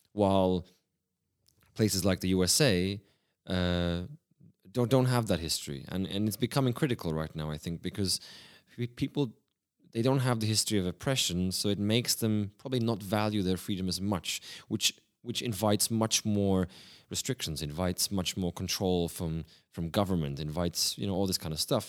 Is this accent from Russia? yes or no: no; Prague, Czechia; also born or lived in Sydney, Australia; I started a new life in, in the beautiful city of Prague.